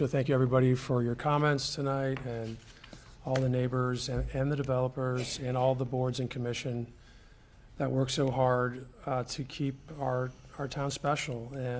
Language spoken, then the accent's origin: English; Westminster, United States; I grew up in Westminster. I care about this town.